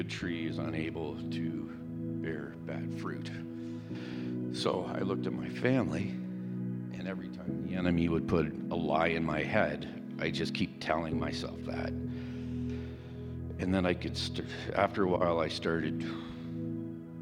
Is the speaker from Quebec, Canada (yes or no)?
no; Ontario, Canada; I grew up in Ontario